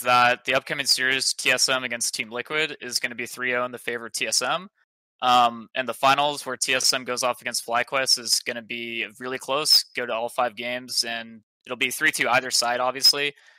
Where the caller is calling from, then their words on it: Denton, Texas, United States; I'm calling from Texas.